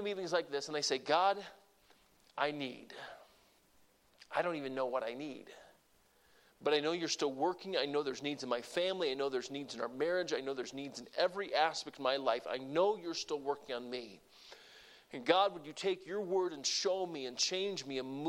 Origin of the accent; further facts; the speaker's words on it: Deep South, United States; moved away; I grew up in the Deep South